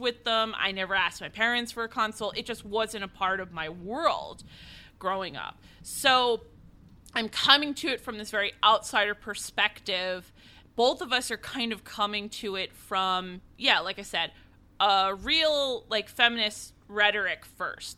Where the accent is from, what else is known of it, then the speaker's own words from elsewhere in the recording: East Coast, United States; also born or lived in New York City; I was born and raised on the East Coast.